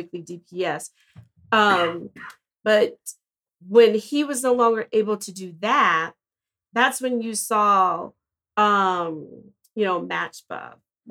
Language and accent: English; Denver, Colorado, United States; I didn't grow up in Montbello. I grew up in Northeast Denver